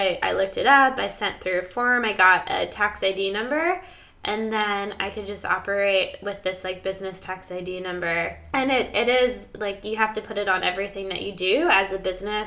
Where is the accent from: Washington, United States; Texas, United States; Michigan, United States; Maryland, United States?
Maryland, United States; moved away; also born or lived in Australia; I don't really have any connection to Maryland anymore. None of my friends are really there, and my parents are there, and my brother